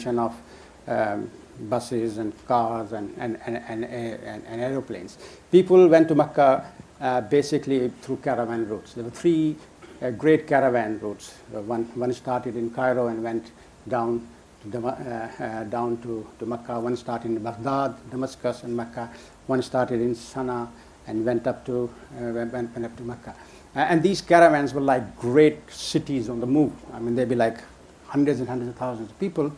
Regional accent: London, United Kingdom; also born or lived in Karachi, Pakistan; I spent my first like seven, eight years in Pakistan before I moved to Hackney. So basically, I grew up in Hackney

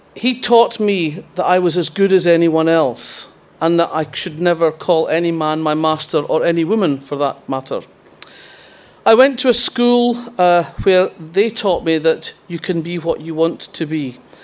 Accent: Fife, Scotland, United Kingdom; I grew up in Fife, which is very different from the rest of the central belt of Scotland

